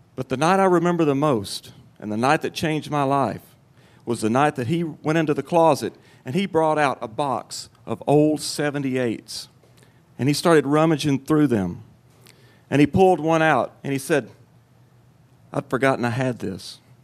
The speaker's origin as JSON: {"language": "English", "town": "Cottage Grove", "region": "Tennessee", "country": "United States", "tie": "born or raised there", "said": "I was eight years old, and I lived in my hometown of Cottage Grove, Tennessee."}